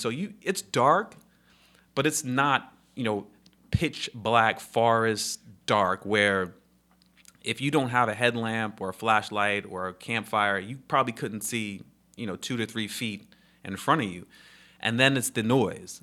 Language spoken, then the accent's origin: English; New York, United States; moved away as an adult; now in Charlotte, United States; I was a camp counselor, you know, growing up in New York